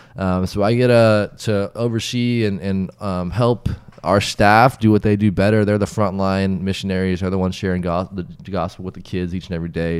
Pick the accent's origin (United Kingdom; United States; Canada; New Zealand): United States; Wichita, Kansas; moved away; also born or lived in South Africa; born and raised in Wichita, Kansas